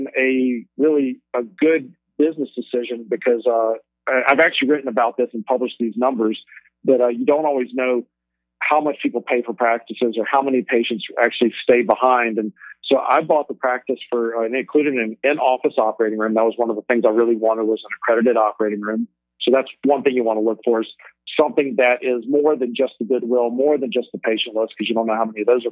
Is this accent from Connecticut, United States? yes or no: no; Alexandria, Louisiana, United States; moved away as an adult; also born or lived in Baton Rouge, Louisiana / Cleveland; now in San Francisco, United States; I'm originally from Alexandria, Louisiana